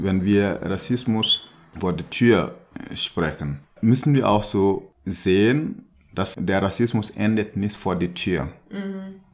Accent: Burkina Faso; German is a second language; moved away; wo ich herkomme, in Burkina Faso

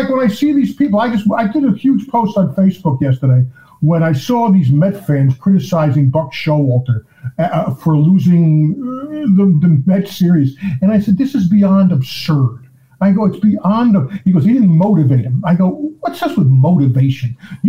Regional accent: Union, New Jersey, United States; I was actually born in Newark, New Jersey, but we moved to Union at a young age.

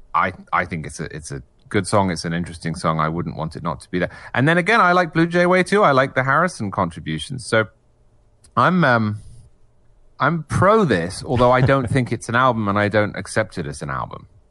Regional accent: England, United Kingdom; moved away as an adult; now in United States; I'm English originally

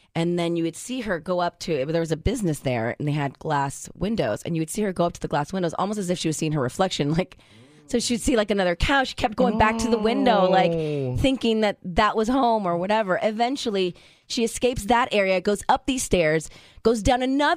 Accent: Orange County, California, United States; I grew up in Orange County

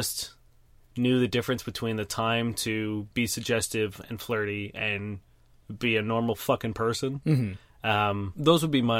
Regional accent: Brampton, Ontario, Canada; I grew up in Brampton

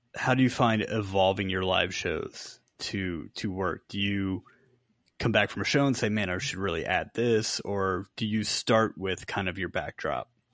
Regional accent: Virginia Beach, Virginia, United States; grew up off of Little Creek Road

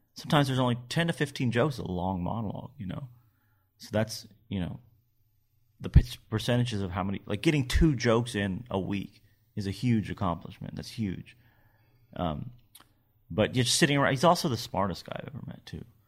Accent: Kentucky, United States; moved away; I'm from, you know, I grew up in Kentucky. My family's all from Nashville.

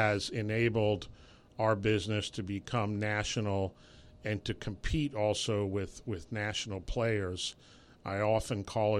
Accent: New York City, New York, United States; Well, I actually grew up in New York City.

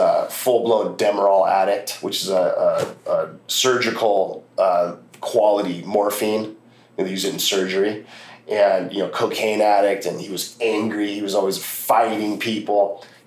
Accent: Los Angeles, California, United States; Growing up in Los Angeles

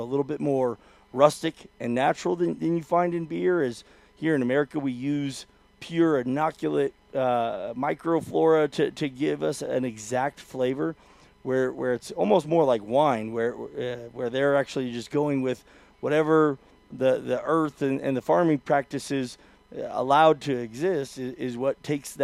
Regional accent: West Coast, United States; I'm from the West Coast

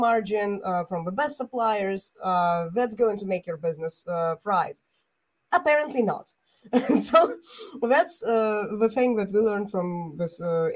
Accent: Bulgaria; I'm an entrepreneur from Bulgaria

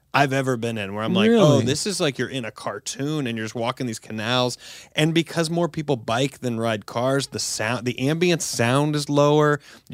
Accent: United States; Yeah, I'm American.

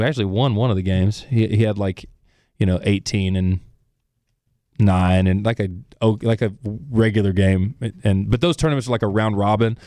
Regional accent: Center Ridge, Arkansas, United States; also born or lived in Florida Gulf Coast; I'm from Central Arkansas. I grew up there and on the Florida Gulf Coast with my mom

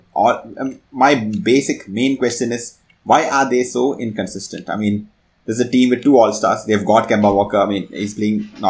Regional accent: Bangalore, Karnataka, India; I'm from Bangalore

